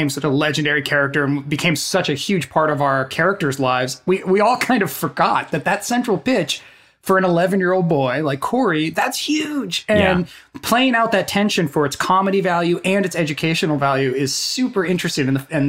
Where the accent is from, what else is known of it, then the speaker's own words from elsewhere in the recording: Northern California, United States; now in Los Angeles, United States; I grew up around trees in Northern California.